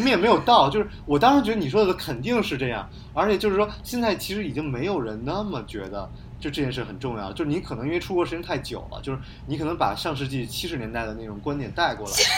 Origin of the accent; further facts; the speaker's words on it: China; 我们中国人就要做